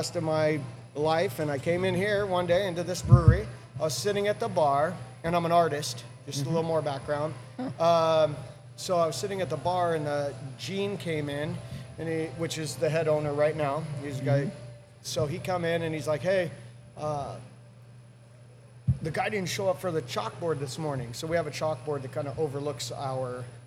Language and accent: English; Spring Valley, California, United States; also born or lived in Pittsburgh, Pennsylvania; I grew up in Spring Valley